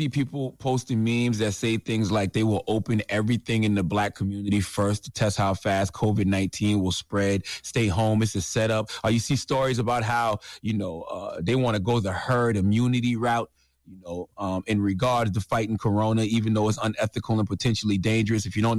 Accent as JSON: {"language": "English", "region": "South Carolina", "country": "United States", "tie": "born or raised there", "said": "Tennessee, Texas, Georgia, my home state of South Carolina, they all have plans to reopen certain businesses"}